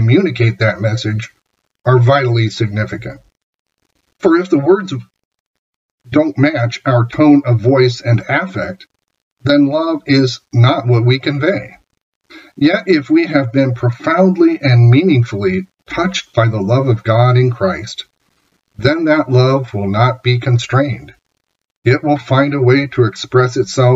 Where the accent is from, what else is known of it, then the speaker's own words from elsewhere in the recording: Iowa, United States; I'm from Iowa after all